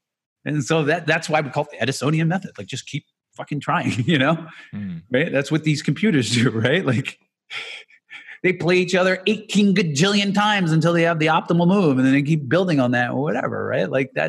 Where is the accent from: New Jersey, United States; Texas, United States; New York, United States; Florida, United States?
New Jersey, United States; Jersey City; I'm going to do this my whole life because I grew up in Jersey City and I'd be here. And these are all the people I know.